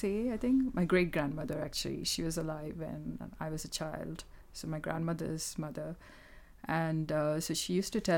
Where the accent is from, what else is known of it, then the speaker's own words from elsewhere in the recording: Kerala, India; first language Malayalam; English is a second language; moved away as an adult; now in United Kingdom; I grew up in Kerala, which is in the south of India